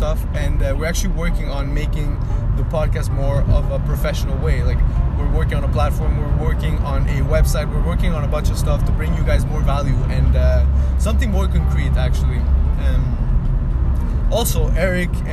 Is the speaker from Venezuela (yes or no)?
yes; Venezuela; moved away; my country, my home country, Venezuela